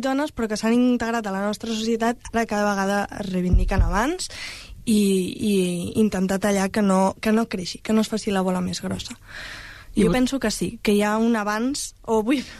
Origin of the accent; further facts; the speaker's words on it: El Prat de Llobregat, Catalonia, Spain; som dones del Prat molt, molt normals però que totes tenim, compartim la consciència feminista.